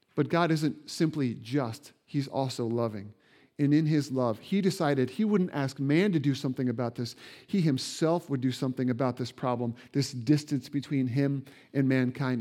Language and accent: English; Indiana, United States; moved away; I grew up in Indiana where basketball is king